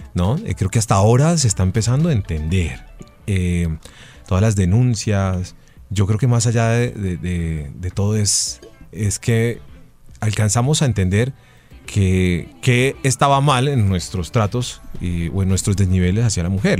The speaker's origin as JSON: {"language": "Spanish", "country": "Colombia", "said": "todos estos colombianos que somos los colombianos de a pie"}